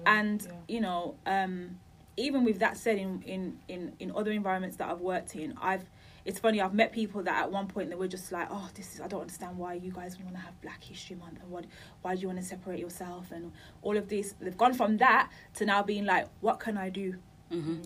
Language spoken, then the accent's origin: English; Birmingham, West Midlands, United Kingdom; now in London, United Kingdom; I'm from Birmingham